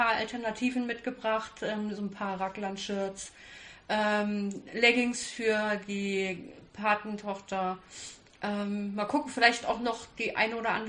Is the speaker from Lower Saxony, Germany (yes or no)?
no; Kassel, Hesse, Germany; ich bin 34 Jahre alt und ich komme aus Kassel.